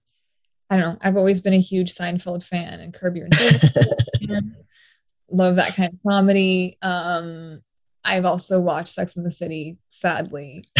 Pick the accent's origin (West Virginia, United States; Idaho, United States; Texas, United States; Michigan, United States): Texas, United States; Austin; also born or lived in Mexico / Portugal / New York; I say I'm from Austin, but I was born in Mexico, lived in Portugal as a child until like 6 years old, and then New York and Long Island, and then Austin.